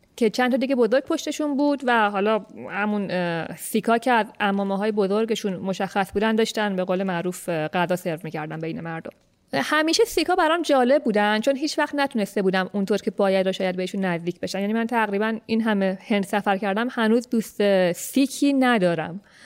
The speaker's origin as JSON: {"language": "Persian", "country": "Iran"}